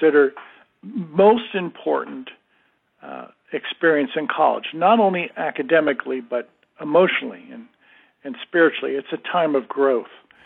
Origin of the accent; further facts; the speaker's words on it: New Rochelle, New York, United States; moved away; I'm a native New Yorker. I was born and raised in New Rochelle, New York.